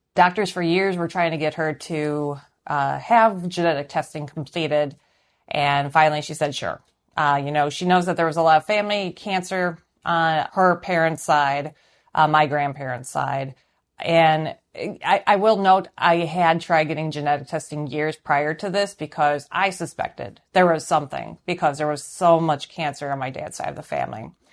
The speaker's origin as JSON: {"language": "English", "area": "suburb of Milwaukee", "region": "Wisconsin", "country": "United States", "tie": "born or raised there", "also_born_or_lived": "Chicago, Illinois", "said": "I was born in Chicago, Illinois, and I am currently 37, and I live in a suburb of Milwaukee, Wisconsin. I've lived in uh, Wisconsin most of my life. I uh, my parents moved from Chicago in August of 1984"}